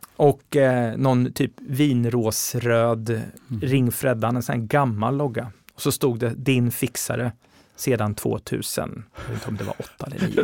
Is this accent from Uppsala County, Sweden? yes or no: no; Linköping, Östergötland, Sweden; moved away as an adult; now in Stockholm, Sweden; Jag är från Linköping från början. Mm. Så jag gjorde mina, gjorde, eh, jag bodde mina första 18 år i Linköping